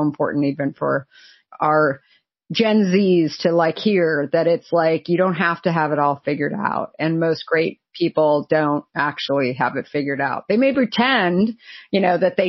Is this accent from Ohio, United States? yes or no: no; Arizona, United States; I grew up in Arizona